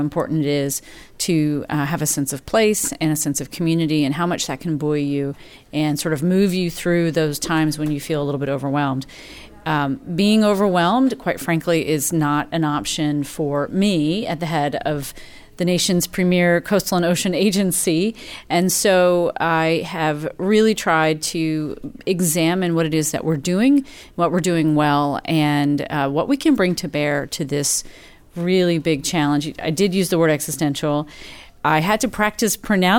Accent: Lake Jackson, Texas, United States; I grew up in Lake Jackson, Texas, not directly on the coast, but coastal enough

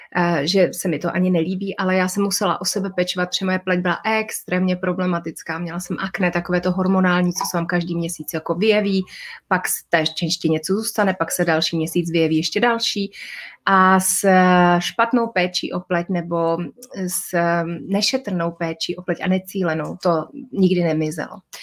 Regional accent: Prague, Czechia; also born or lived in Moravia; jako dítě jsem vyrůstala se svými rodiči v Praze

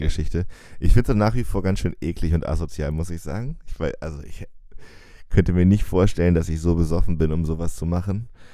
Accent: Jena, Thuringia, Germany; accent: East German; moved away; weil wir sind ja in Jena aufgewachsen

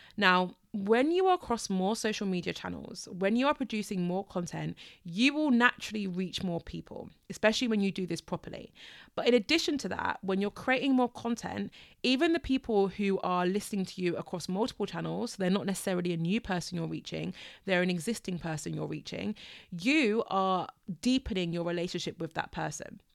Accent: United Kingdom; I am British

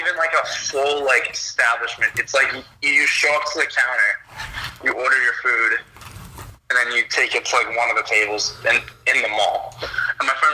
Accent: Birmingham, Massachusetts, United States; my hometown of Birmingham, Mass

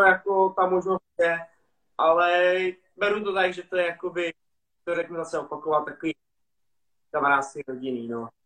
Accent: Prague, Czechia; jak jsem rodilý Pražák

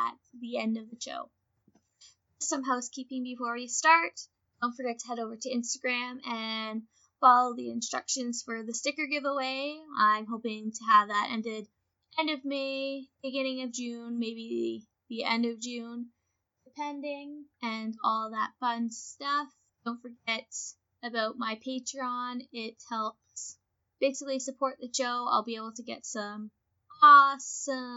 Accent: Canada; things we identify as Canadian

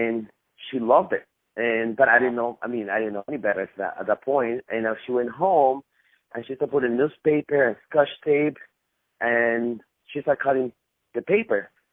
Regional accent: Costa Rica; now in United States; I was born in Costa Rica.

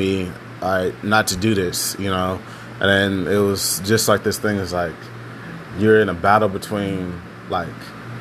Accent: Houston, Texas, United States; I'm from Texas, Houston, Texas. And out in Texas, growing up black is really complicated.

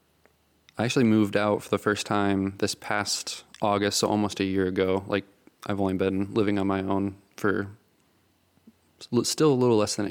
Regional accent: Stow, Ohio, United States; also born or lived in Akron; I was born like in Akron, but then like was raised for my first 2 years of life in Stowe, Ohio.

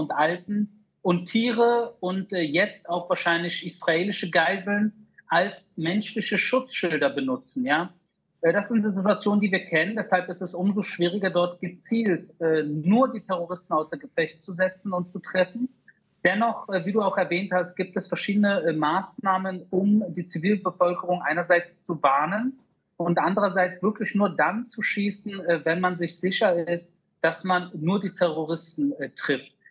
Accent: Berlin, Germany; die ich teilweise auch leider in meiner Jugend in Berlin-Wedding kennenlernen durfte

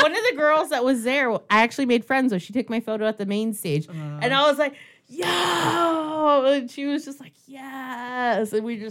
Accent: California, United States; but I'm from California

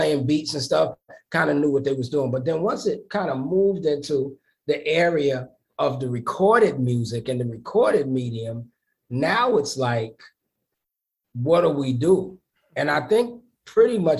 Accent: New York City, New York, United States; I'm from the East New York section of Brooklyn.

